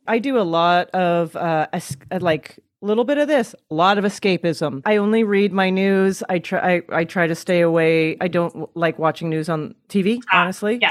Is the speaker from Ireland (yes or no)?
no; Canada; moved away as an adult; now in United States; As a Canadian